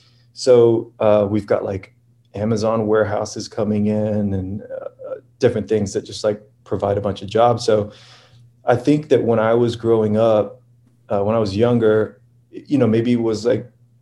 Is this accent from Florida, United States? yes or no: yes; Lakeland, Florida, United States; Born and raised in a town called Lakeland, which is sort of right in between Tampa and Orlando. It's like right in the middle of the state.